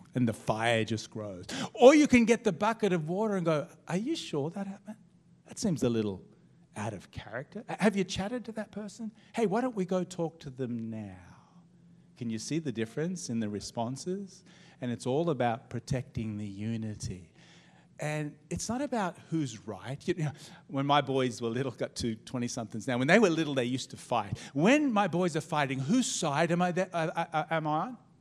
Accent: Melbourne, Victoria, Australia; we're from Melbourne too

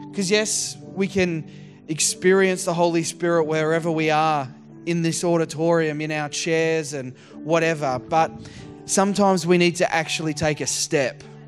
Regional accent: Geelong, Victoria, Australia; also born or lived in Surf Coast, Victoria; I grew up down in Geelong and, uh, and then rural down the surf coast.

